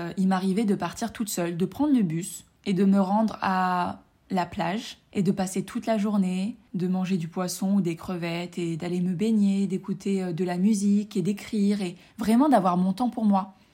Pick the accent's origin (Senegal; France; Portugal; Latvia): France; je suis rentrée euh, chez moi, en France, enfin chez mes parents.